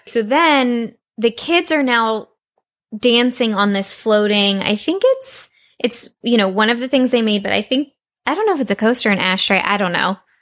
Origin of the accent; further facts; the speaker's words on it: Texas, United States; I grew up in Texas, which is very very very very hot in the summer